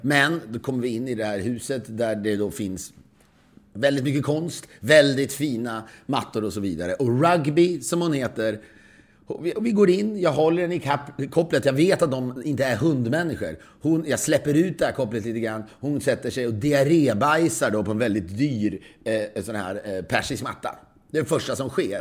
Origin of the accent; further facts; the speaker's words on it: Sweden; now in United States; som svensk kreatör